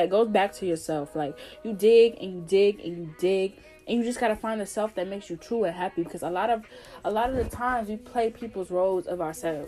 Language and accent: English; New Jersey, United States; moved away as an adult; also born or lived in North Carolina; I'm from New Jersey and I went to school in North Carolina, 7 hours away from home.